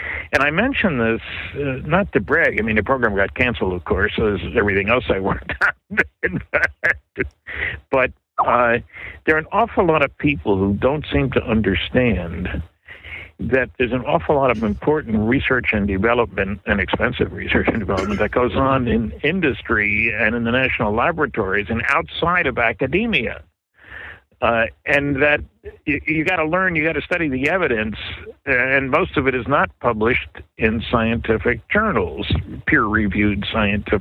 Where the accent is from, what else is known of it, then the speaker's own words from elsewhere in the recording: New Jersey, United States; also born or lived in California; now in Fredericton, Canada; I grew up in New Jersey